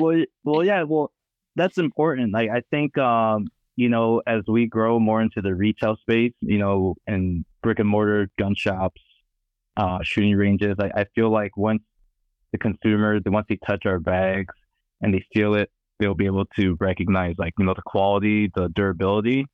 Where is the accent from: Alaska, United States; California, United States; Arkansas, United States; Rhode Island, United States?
California, United States; I'm from California